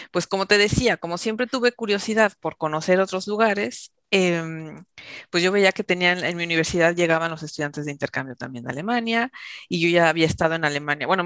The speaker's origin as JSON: {"language": "Spanish", "country": "Mexico", "tie": "born or raised there", "also_born_or_lived": "Germany", "moved": "as an adult", "lives_now": "Basque Country, Spain", "said": "yo nací en México y ahí pasé pues mi infancia en una familia totalmente mexicana, sin ninguna influencia del extranjero"}